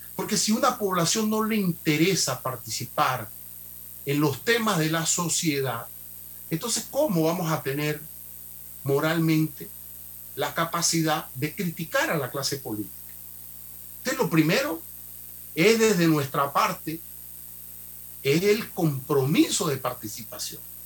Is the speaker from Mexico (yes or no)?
no; Panama